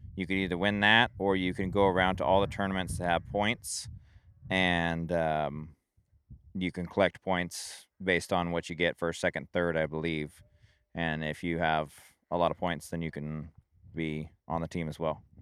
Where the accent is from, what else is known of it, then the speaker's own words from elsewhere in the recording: Springfield, Oregon, United States; I grew up in Springfield